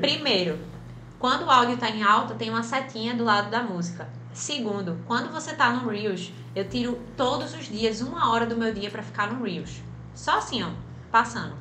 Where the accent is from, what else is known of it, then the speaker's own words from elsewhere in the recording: Recife, Pernambuco, Brazil; de Recife para o mundo